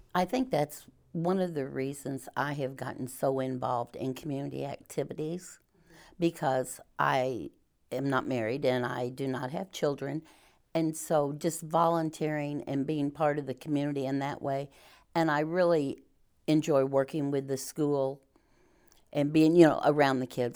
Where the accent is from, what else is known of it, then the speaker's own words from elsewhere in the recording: Mountain Grove, Missouri, United States; moved away as an adult; I grew up in Mountain Grove